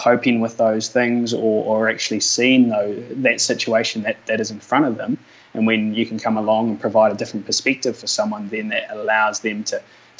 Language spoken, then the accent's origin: English; Mosgiel, Otago, New Zealand; I grew up down in Mosgiel, down south in Dunedin there